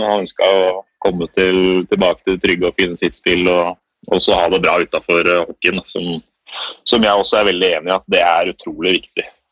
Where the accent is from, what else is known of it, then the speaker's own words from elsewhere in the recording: Norway; moved away; Det er litt mer rolig her enn det er eh, hjemme i Norge